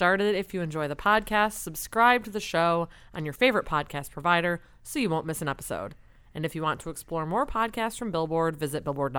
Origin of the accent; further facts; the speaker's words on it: Detroit, Michigan, United States; and I'm from Detroit